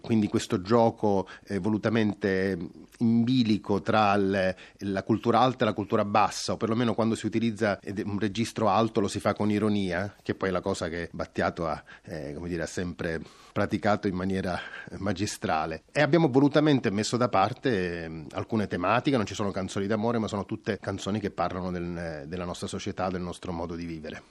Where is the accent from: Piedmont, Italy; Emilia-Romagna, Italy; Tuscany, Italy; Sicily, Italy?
Sicily, Italy; geneticamente da siciliano anche questo tipo di attitudine